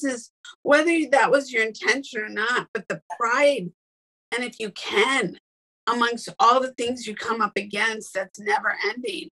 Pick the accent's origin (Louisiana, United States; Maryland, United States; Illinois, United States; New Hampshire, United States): Illinois, United States; Northern; I grew up in Northern Illinois, where there was lots of farmland